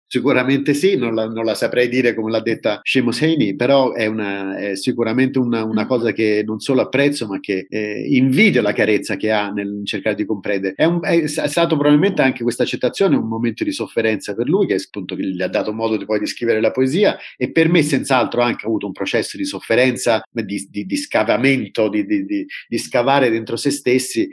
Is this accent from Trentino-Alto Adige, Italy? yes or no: no; Rome, Lazio, Italy; moved away as an adult; tornare a Roma, tornare in Italia e occuparmi del mio paese